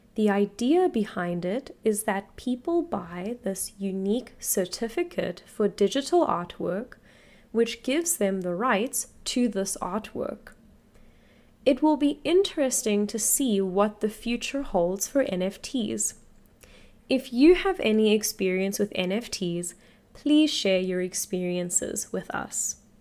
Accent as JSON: {"language": "English", "country": "South Africa", "said": "I am an English teacher from South Africa"}